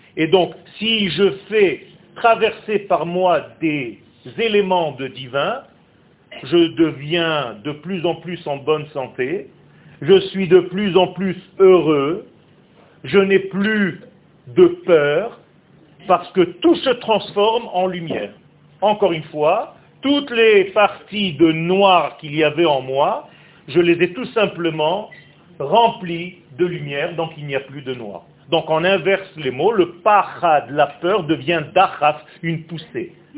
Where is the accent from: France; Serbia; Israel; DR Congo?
Israel; first language Hebrew; French is a second language; ma langue natale c'est l'hébreu. Je suis israélien de naissance. Je suis né en Israël. Le français que je vous parle maintenant, c'est un français que j'ai appris sur le tas.